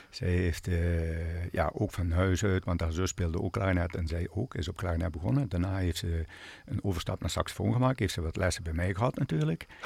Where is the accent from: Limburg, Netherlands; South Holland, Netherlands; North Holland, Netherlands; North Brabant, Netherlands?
Limburg, Netherlands; Want je komt, eh, ja, je komt als Limburger, zeg maar, ja, ja, toch ja, in het westen terecht.